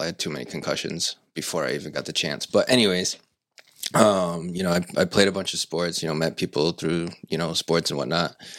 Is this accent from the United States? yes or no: yes; Seekonk, Massachusetts, United States; also born or lived in Pawtucket; now in Swansea, United States; I grew up in Seekonk pretty much my whole life.